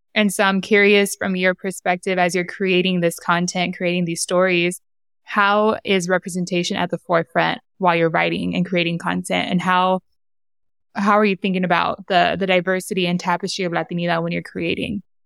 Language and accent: English; San Diego, California, United States; born or raised there; accent: Honduran